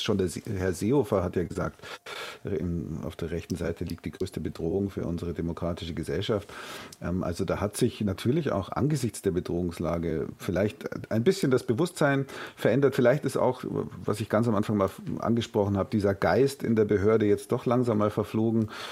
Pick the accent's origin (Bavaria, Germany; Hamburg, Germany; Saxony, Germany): Bavaria, Germany; Bei uns in Bayern